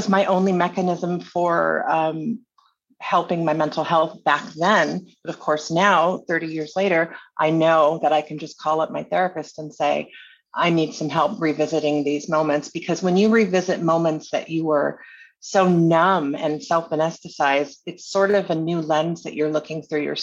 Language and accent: English; Honolulu, Hawaii, United States; moved away; also born or lived in Burlingame, California; I grew up in Waikiki and I was an adult entertainer.